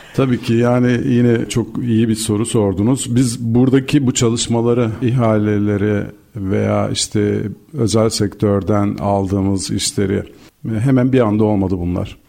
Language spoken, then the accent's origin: Turkish; Turkey; bir Türk olarak